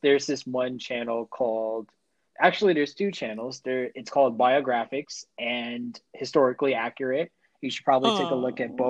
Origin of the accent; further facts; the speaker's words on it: United States; my civic duty as an American to get every foreign language wrong